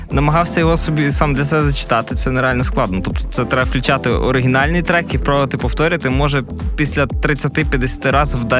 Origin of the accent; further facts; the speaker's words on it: Kalush, Ivano-Frankivsk Oblast, Ukraine; я родом з Калоша